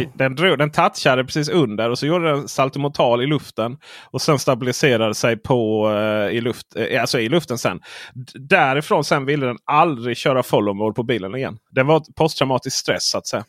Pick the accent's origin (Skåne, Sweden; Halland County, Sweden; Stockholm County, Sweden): Skåne, Sweden; som skåning jag är